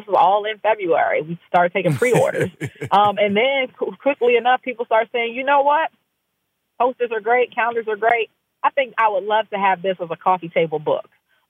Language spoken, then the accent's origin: English; Maryland, United States; I'm right outside of D.C. in Maryland.